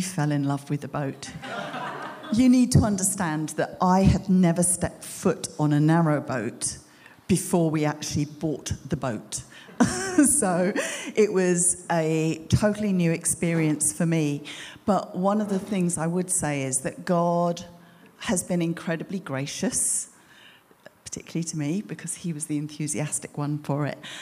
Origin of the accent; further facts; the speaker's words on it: United Kingdom; moved away as an adult; we're British, but we hadn't lived here for 22 years.